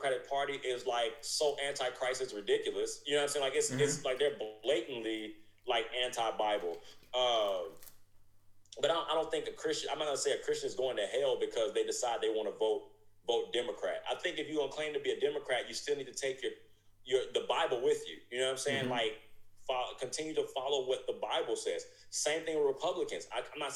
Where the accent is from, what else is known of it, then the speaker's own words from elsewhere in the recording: United States; I'm an American citizen